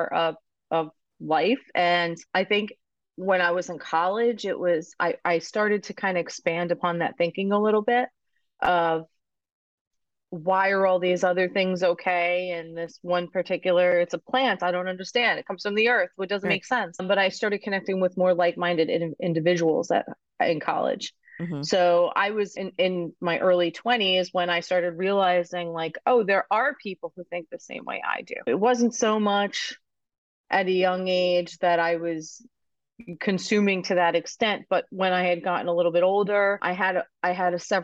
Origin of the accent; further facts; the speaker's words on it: Long Island, New York, United States; now in Massachusetts, United States; I grew up in Long Island